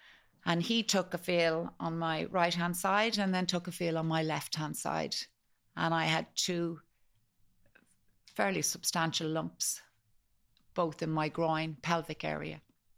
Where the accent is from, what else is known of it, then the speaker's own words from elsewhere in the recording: Malahide, Leinster, Ireland; born there; We went straight to a pub in the town in Malahide where I was born